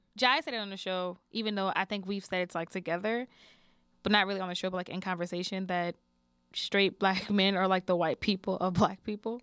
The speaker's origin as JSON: {"language": "English", "town": "New Orleans", "region": "Louisiana", "country": "United States", "also_born_or_lived": "Houston, Texas", "said": "I always feel like I'm from New Orleans, from New Orleans."}